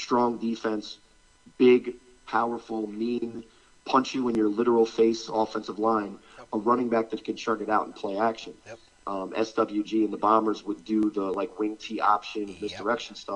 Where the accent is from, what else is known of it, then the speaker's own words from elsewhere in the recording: Sayreville, New Jersey, United States; I'm from Sayreville